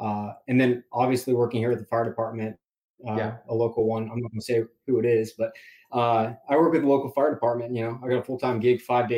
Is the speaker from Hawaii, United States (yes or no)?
no; Fort Worth, Texas, United States; moved away as an adult; So I originally grew up in Fort Worth, Texas.